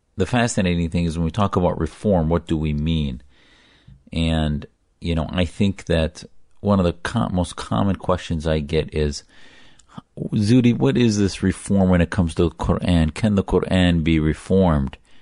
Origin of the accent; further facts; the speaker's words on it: United States; I, as a loyal American, joined the U S Navy